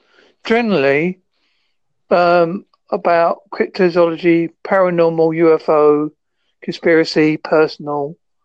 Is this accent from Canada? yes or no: no; Devon, South West England, United Kingdom; I am from Devon, UK.